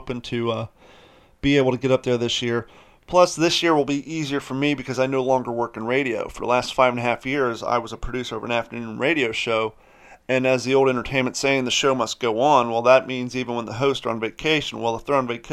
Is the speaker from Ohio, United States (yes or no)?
yes; Columbus, Ohio, United States; now in Florida, United States; I grew up in Columbus, Ohio